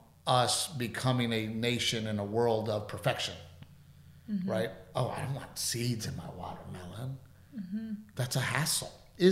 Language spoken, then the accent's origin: English; South Texas, United States; us growing up in South Texas, where we grow things